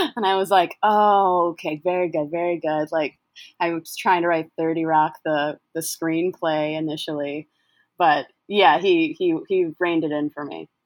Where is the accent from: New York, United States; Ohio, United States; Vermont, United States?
New York, United States; Syracuse; moved away; also born or lived in Rochester, New York; I'm from Syracuse, New York